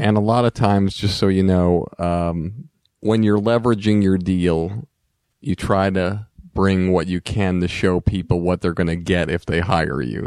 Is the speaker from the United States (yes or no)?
yes; Longmeadow, Massachusetts, United States; Growing up in Long Meadow